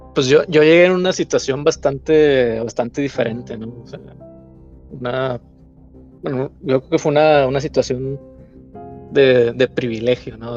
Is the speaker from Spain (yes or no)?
no; Mexico; moved away as an adult; now in Hamburg, Germany; hemos tenido como mexicanos en el extranjero